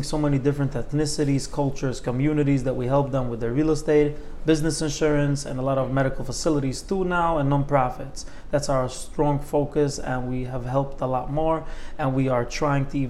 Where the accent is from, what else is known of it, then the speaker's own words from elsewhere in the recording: New York City, New York, United States; growing up in New York City, seeing the New York skyline